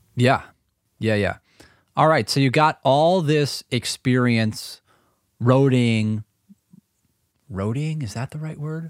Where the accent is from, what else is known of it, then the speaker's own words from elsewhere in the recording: Milwaukee, Wisconsin, United States; we're from Milwaukee